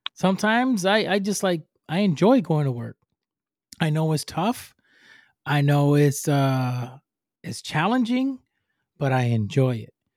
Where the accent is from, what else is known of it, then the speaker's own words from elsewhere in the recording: Puerto Rico; English is a second language; moved away; I'm from Puerto Rico, I'm from the island